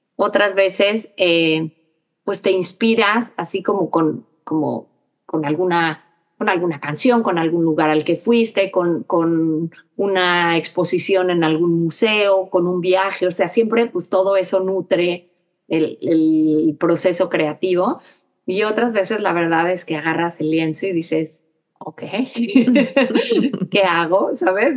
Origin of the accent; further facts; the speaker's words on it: Mexico; also born or lived in New York; now in Texas, United States; nosotros también como mexicanos viviendo aquí